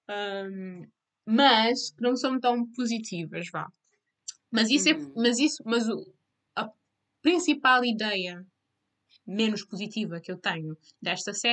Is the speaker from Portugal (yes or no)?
no; Cape Verde; como cabo-verdianas temos a estar cientes da representação do nosso país lá fora